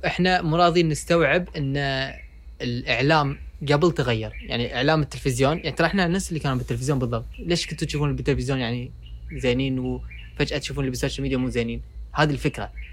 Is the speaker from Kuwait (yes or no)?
yes; Kuwait; عندنا بالكويت